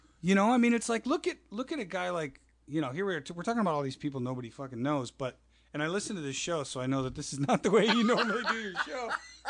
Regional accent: Florida, United States; moved away as an adult; also born or lived in Minnesota / Chicago; I grew up in Florida. I'm born in Minnesota.

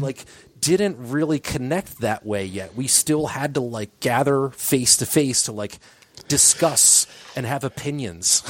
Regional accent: Delaware County, Pennsylvania, United States; we grew up in Delco, so, like, it was very easy for us to just go walk to all of our friends' houses

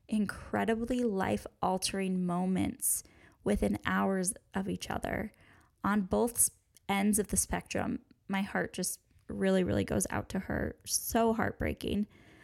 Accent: United States; And honestly, in my eyes, maybe I'm too American here, but it was gross.

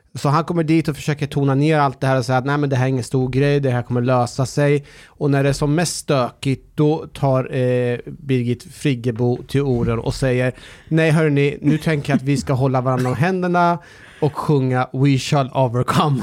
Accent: Norrköping, Östergötland, Sweden; när jag var liten och bodde i Norrköping

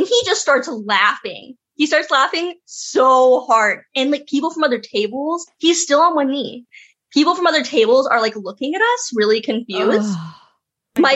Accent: Hot Springs, Arkansas, United States; now in Little Rock, United States; Hot Springs where I'm from

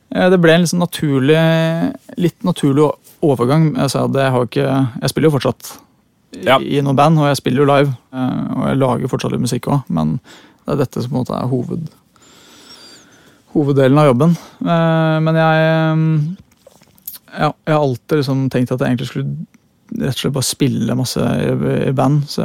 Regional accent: Oslo, Norway; jeg eh, kommer fra Høybråten. Ja. Født og oppvokst. Det er jo akkurat innafor Oslo.

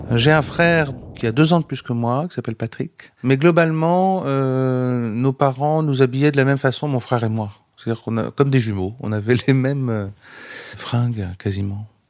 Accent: Vendée, Pays de la Loire, France; moved away as an adult; also born or lived in Rennes; je, quitte euh, la Vendée, donc euh, où j'ai grandi, pour aller à Rennes

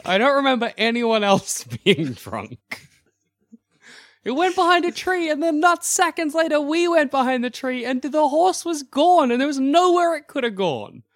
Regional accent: Australia; being an Australian

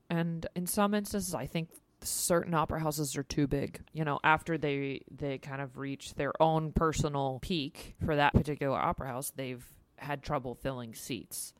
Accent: United States; As an American, we didn't grow up understanding how the monarchy works

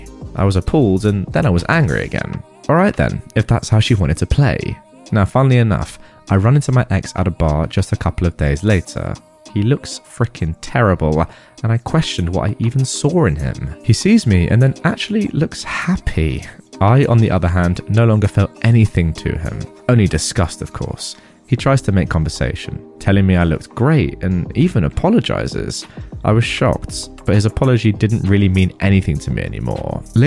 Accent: Philippines

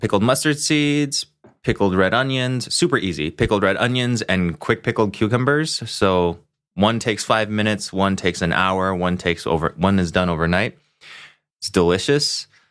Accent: Hong Kong; now in Los Angeles, United States; I grew up in Hong Kong

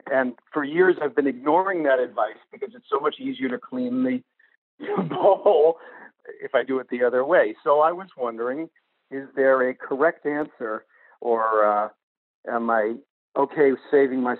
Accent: Saugus, Massachusetts, United States; I'm originally from Saugus, Massachusetts, which is just north of you.

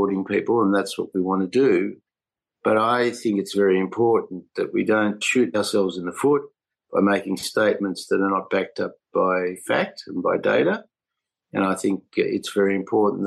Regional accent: New South Wales, Australia; New South Wales, my home state

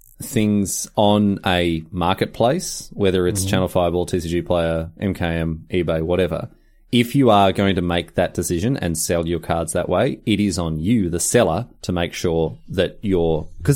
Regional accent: Australia; I offered $20 Australian because we're Australian.

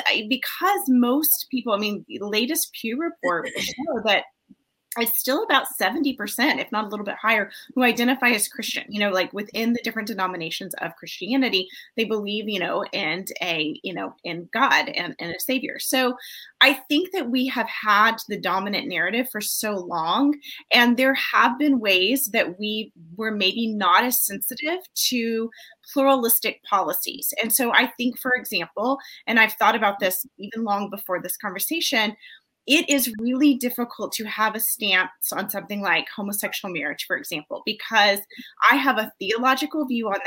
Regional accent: United States

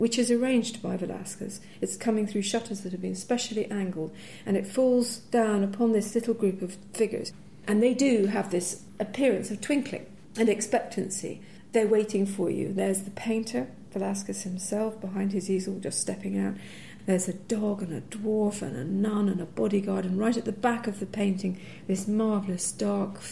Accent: Edinburgh, Scotland, United Kingdom; I grew up in Edinburgh

